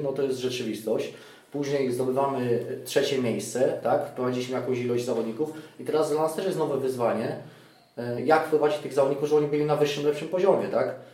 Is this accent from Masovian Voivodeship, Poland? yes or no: no; Greater Poland, Poland; urodziłem się w Wielkopolsce